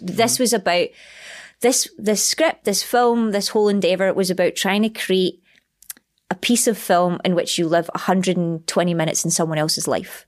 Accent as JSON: {"language": "English", "region": "Scotland", "country": "United Kingdom", "accent": "Scottish", "said": "my accent"}